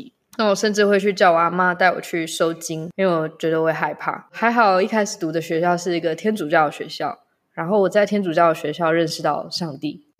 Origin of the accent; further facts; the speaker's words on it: Taiwan; first language English; Chinese is a second language; also born or lived in Malaysia; 出生在马来西亚，在台湾长大的时间大概有五六年吧，但是一直是在一个西洋教育系统里面，所以我的母语是英文，在家里讲中文